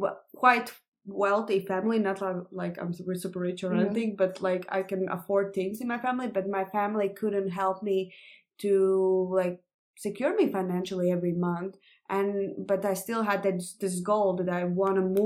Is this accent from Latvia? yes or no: yes; Latvia; English is a second language; moved away as an adult; now in Denmark; I come from Latvia, and although I love my country